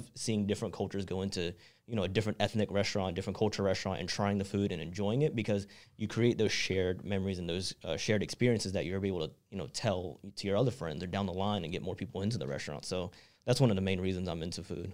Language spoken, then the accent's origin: English; Charlotte, North Carolina, United States; moved away as an adult; also born or lived in Southern California; I was born and raised in Charlotte